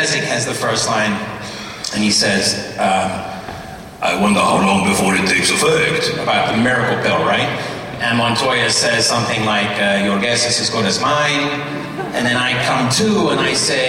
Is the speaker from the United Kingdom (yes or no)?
yes; England, United Kingdom; I grew up in England